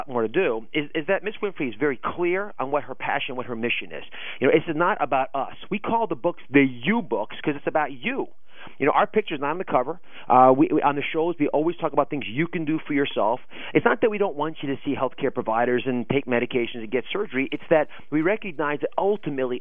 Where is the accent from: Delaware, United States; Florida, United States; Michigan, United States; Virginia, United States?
Delaware, United States; moved away; also born or lived in Philadelphia; I actually grew up in Delaware.